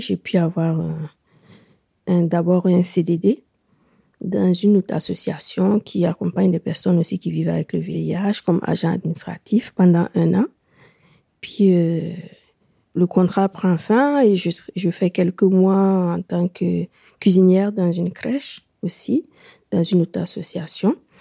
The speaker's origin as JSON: {"language": "French", "country": "Burkina Faso", "tie": "born or raised there", "moved": "as an adult", "lives_now": "France", "said": "elle a reconnu mon accent aussi. Et quand je lui ai dit qu'on était du même pays"}